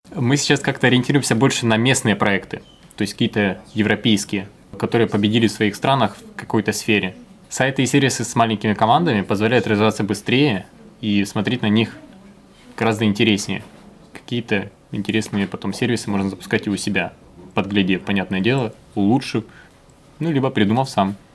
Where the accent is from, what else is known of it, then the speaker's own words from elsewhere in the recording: Sumy, Sumy Oblast, Ukraine; moved away; приехал в Сумы, это мой родной город